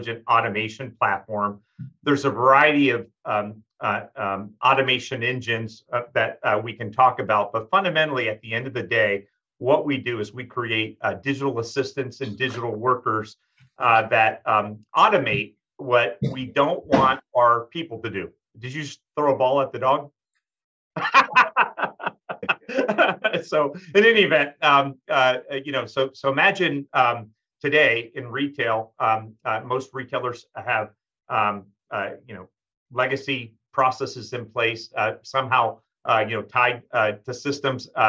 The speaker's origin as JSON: {"language": "English", "region": "Vermont", "country": "United States", "said": "We're both from Vermont"}